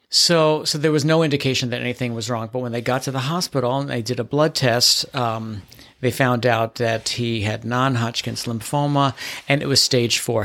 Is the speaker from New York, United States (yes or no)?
yes; New York City, New York, United States; also born or lived in Manhattan; I was born and raised in the Bronx